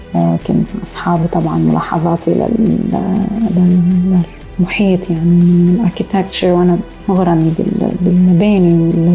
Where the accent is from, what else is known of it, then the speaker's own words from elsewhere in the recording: Beirut, Beirut Governorate, Lebanon; moved away as an adult; also born or lived in Montreal, Canada; لأنها هي مدينتي ومدينة أهلي وجدودي